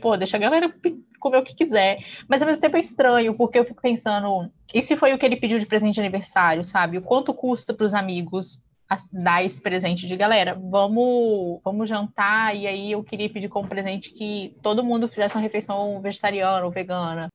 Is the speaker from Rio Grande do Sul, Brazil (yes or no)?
no; Espírito Santo, Brazil; accent: mineirês; sou capixaba, então se alguém estranhar que de vez em quando sai um mineirês de leve aqui, é porque tá tudo do lado